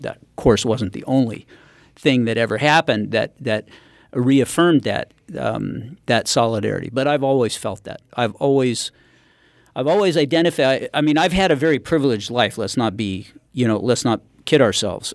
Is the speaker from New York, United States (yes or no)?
no; Northern California, United States; I grew up in Northern California